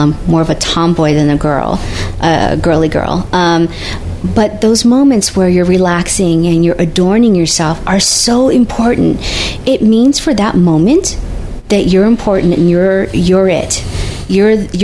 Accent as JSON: {"language": "English", "country": "United States", "said": "I'm the American side"}